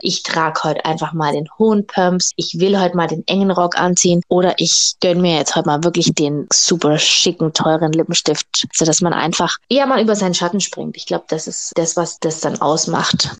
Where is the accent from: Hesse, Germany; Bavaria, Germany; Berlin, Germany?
Bavaria, Germany; Augsburg; now in Stuttgart, Germany; in meiner Heimatstadt Augsburg